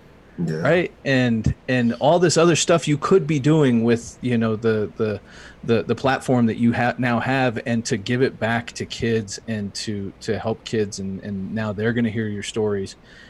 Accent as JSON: {"language": "English", "town": "Thetford", "region": "East of England", "country": "United Kingdom", "tie": "born or raised there", "lives_now": "United States", "said": "I grew up in Thetford, Norfolk, so I got to get back. I was born in the U.S., but I spent a long time overseas"}